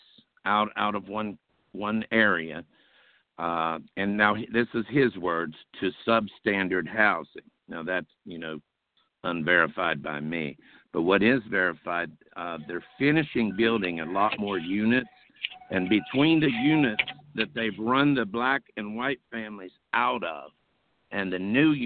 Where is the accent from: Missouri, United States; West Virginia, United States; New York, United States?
West Virginia, United States; Charleston; my hometown of Charleston, West Virginia.